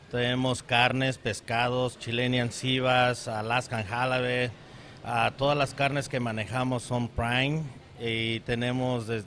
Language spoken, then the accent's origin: Spanish; Mexico City, Mexico; now in Scottsdale, United States; tenemos dos años aquí en Scottsdale y venimos de la Ciudad de México, del sur de México.